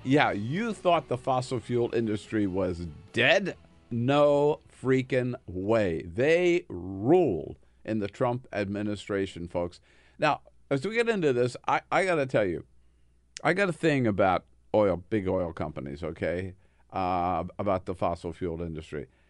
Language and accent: English; California, United States; also born or lived in Delaware City, Delaware; I'm from California